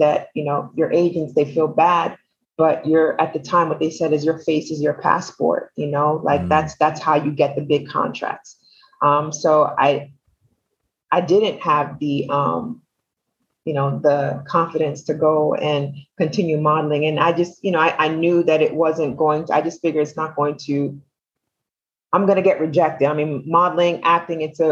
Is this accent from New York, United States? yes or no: yes; New York City, New York, United States; I am from Brooklyn.